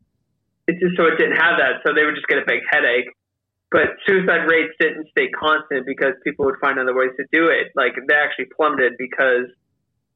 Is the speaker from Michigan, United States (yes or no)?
no; Nebraska, United States; now in San Diego, United States; I'm from Nebraska. I live in San Diego though